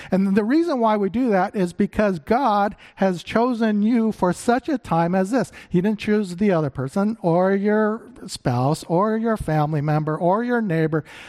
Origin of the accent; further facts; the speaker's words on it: Phoenix, Arizona, United States; moved away; I grew up in Phoenix